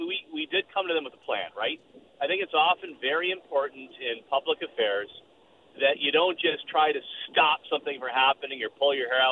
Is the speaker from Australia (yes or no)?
no; Ontario, Canada; also born or lived in Western Canada; both as a Canadian and as an Ontarian